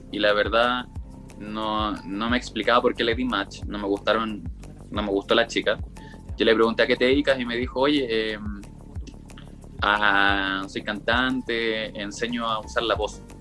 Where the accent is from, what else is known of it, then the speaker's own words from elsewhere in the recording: Chile; accent: Chilean; hablaba así como que no pronunciaba, no modulaba nada, hablaba muy como chileno, no se me entendía en nada